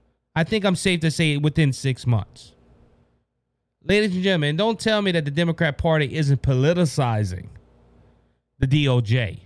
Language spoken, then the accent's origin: English; Mankato, Minnesota, United States; born there; We stopped to go through a Hardee's in Makuta, where I was born in Makuta, Minnesota